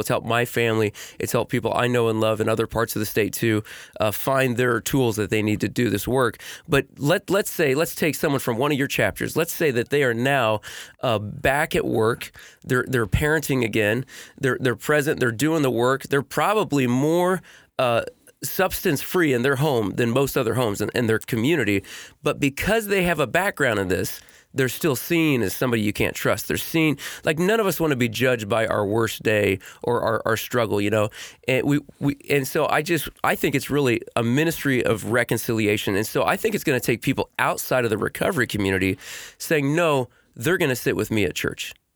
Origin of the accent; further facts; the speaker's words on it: Portland, Indiana, United States; I am born and raised in Portland, Indiana